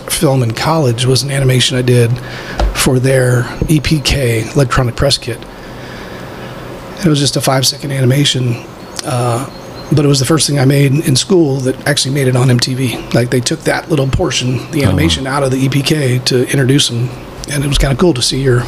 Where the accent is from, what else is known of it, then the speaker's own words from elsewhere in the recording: San Francisco, California, United States; I grew up in San Francisco